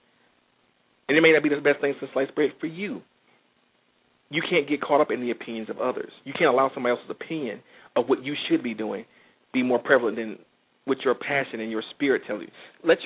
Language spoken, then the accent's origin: English; Detroit, Michigan, United States; I'm from Detroit, and the automotive industry was a major player in a lot of things we did around here